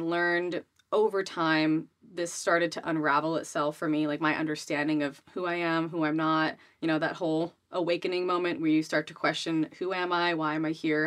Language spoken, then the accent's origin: English; Rhode Island, United States; I grew up in Rhode Island